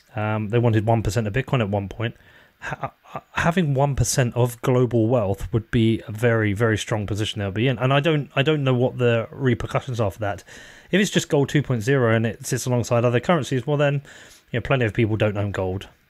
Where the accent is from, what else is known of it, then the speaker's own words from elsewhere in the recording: Bedford, East of England, United Kingdom; people know I'm from Bedford.